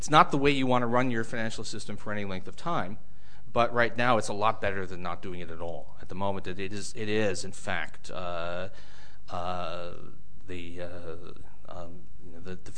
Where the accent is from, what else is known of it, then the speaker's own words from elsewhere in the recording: India; I'm from India.